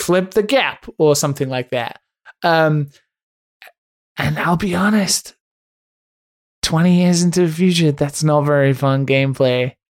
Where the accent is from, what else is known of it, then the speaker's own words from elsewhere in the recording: Ireland; I'm obviously Catholic 'cause I'm Irish